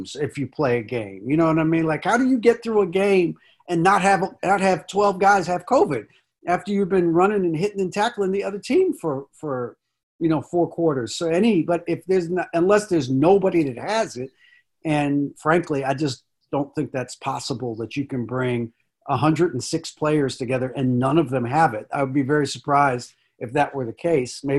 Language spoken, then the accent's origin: English; Washington, District of Columbia, United States; I grew up in Northeast DC